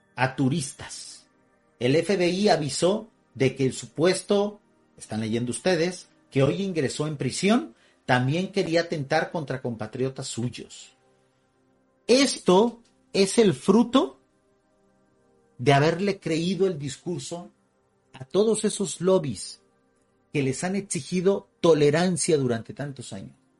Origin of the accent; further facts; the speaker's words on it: Mexico; así le decimos acá en México, todavía España, hay muchos sectores de mexicanos que estamos orgullosos de nuestra herencia española.